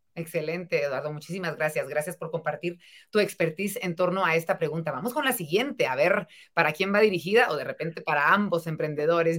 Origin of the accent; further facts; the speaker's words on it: Guatemala; como sociedad guatemalteca